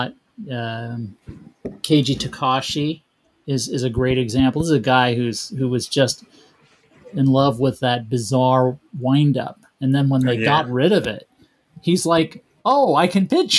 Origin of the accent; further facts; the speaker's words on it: California, United States; now in Japan; I'm from California